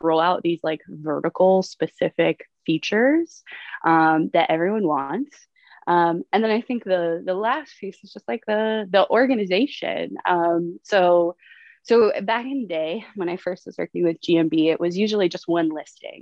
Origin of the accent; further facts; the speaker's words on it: upstate New York, United States; moved away as an adult; now in San Diego, United States; Grew up in upstate New York